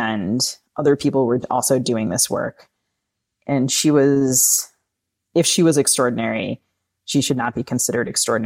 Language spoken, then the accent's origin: English; United States; I as an American